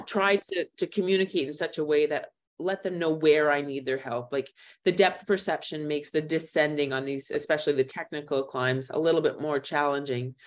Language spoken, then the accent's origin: English; Thunder Bay, Ontario, Canada; moved away as an adult; also born or lived in Waterloo / Western Australia; now in Kathmandu, Nepal; I'm originally from Thunder Bay